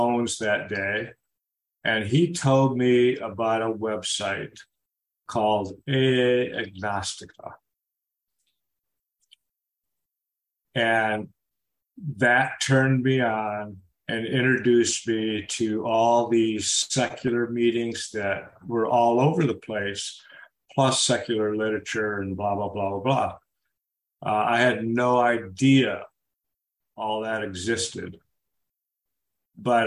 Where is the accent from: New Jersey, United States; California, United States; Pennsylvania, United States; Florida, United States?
Florida, United States; Boca Raton; moved away; a secular meeting started in my hometown back in the mid-80s